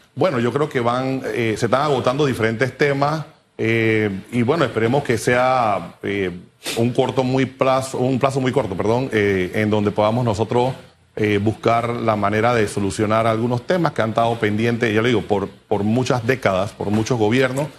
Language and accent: Spanish; Panama; como panameños